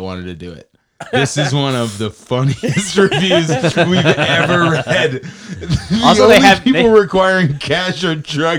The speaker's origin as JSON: {"language": "English", "town": "Hendersonville", "region": "North Carolina", "country": "United States", "said": "We're from Hendersonville. We drove to Greenville to park."}